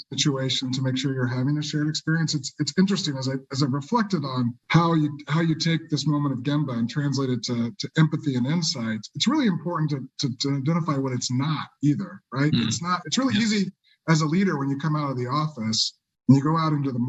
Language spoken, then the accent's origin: English; Kansas, United States; I grew up in Kansas, so I love Emporia, Kansas